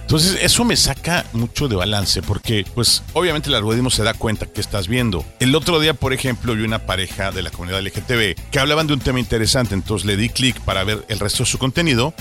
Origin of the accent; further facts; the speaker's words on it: Mexico; aquí, en mi tierra